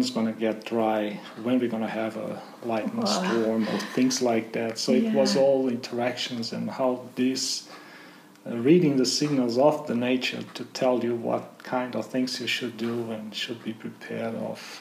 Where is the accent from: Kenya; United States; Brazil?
Brazil; moved away as an adult; also born or lived in Germany; now in Australia; I was born in Brazil in the countryside, very close to Paraguay, and I grew up in a farm with my grandfather